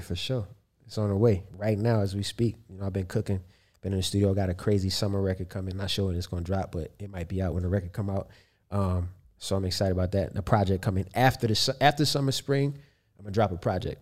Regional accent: Baltimore, Maryland, United States; growing up in Baltimore

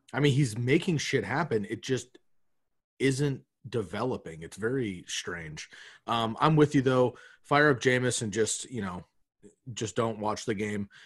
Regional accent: Eugene, Oregon, United States; growing up in Eugene, you know, like seeing the Ducks when they were Super Ducks

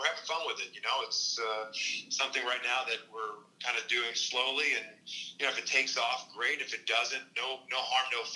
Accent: Kansas, United States; moved away; We grew up in Kansas

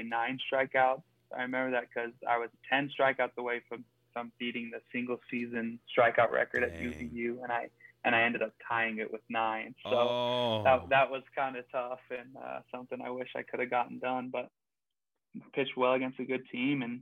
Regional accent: Utah Valley, United States; Utah Valley University, where my hometown, that's where I'm from.

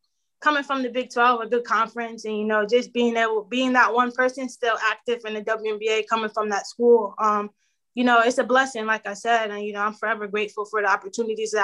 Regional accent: New Haven, Connecticut, United States; moved away; I was born and raised here in New Haven, Connecticut

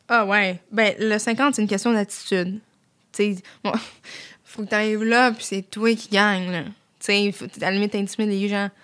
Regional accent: Saint-Jean-sur-Richelieu, Quebec, Canada; je suis revenue chez nous à Saint-Jean

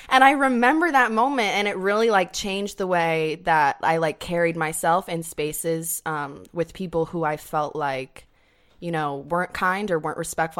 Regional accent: upstate New York, United States; moved away; I'm from upstate New York

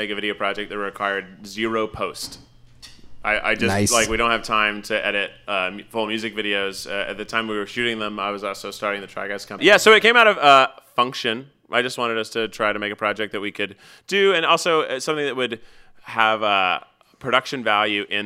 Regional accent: Carthage, United States; I was born in Carthage General Hospital on June

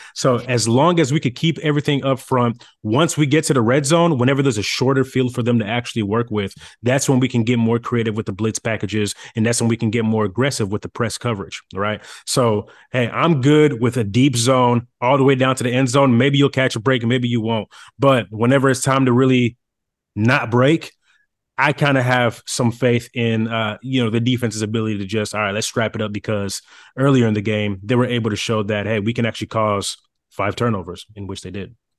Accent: Dallas, Texas, United States; I'm from Dallas

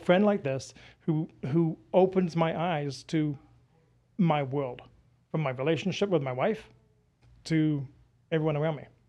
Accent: United Kingdom; moved away as an adult; now in United States; I'm British

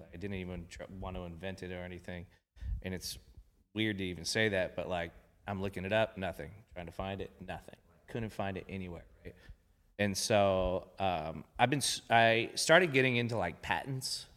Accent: Long Beach, California, United States; I grew up in Long Beach

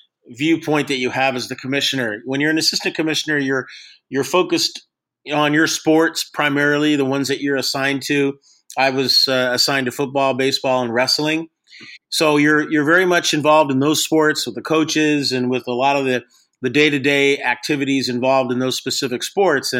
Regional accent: Long Beach, California, United States; I grew up in Long Beach

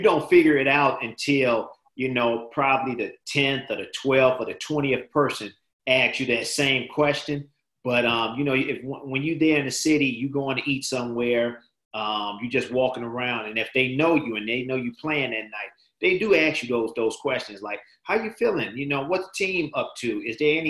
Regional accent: Chicago, Illinois, United States; now in Michigan, United States; this is not my hometown. I'm from Chicago

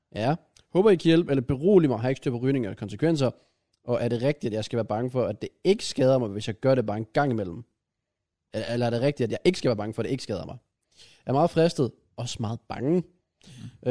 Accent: Grenaa, Central Denmark Region, Denmark; jeg er fra Grenå

